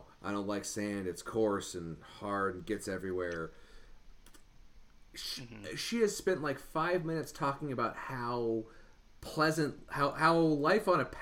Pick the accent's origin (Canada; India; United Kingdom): Canada; We're both Canadian